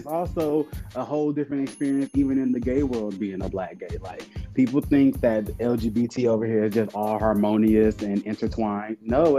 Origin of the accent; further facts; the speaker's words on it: Detroit, Michigan, United States; also born or lived in Chicago; now in Atlanta, United States; I'm originally from Detroit, 33, about to be 34 in November.